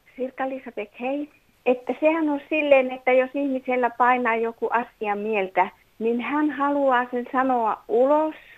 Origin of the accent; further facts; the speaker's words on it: Finland; Täällä asuneena ja kasvaneena